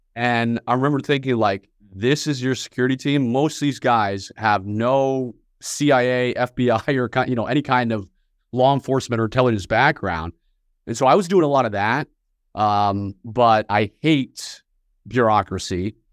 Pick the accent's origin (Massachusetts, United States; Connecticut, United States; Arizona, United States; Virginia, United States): Virginia, United States; Northern; I was born and raised just outside of Washington, D C, in Northern Virginia